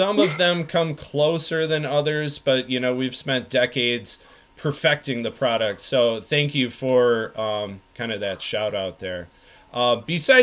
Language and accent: English; Wisconsin, United States; now in Oklahoma, United States; I'm from Wisconsin, so that's just kind of my frame of reference is hunting.